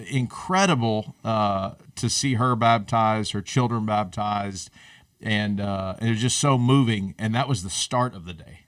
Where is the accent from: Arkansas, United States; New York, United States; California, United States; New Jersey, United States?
Arkansas, United States; I am from Arkansas